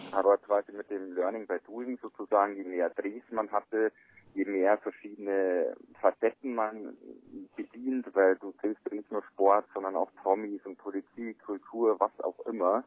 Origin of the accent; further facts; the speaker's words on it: Bavaria, Germany; also born or lived in Traunstein; bei uns in Bayern